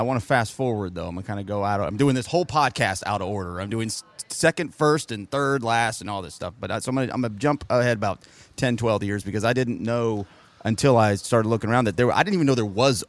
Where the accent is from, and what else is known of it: Oceanside, California, United States; born or raised there; moved away